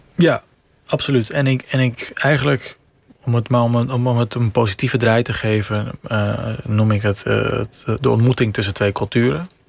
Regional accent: Venezuela; moved away; Ik heb een Nederlandse vader, Venezolaanse moeder. Ik ben in Venezuela opgegroeid

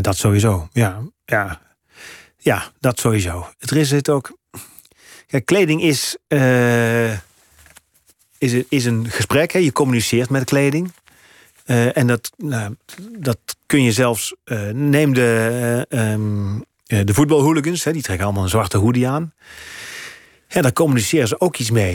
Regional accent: Gemert, North Brabant, Netherlands; accent: zachte G; moved away as an adult; now in Amsterdam, Netherlands; uit het Brabantse dorp waar ik vandaan kom

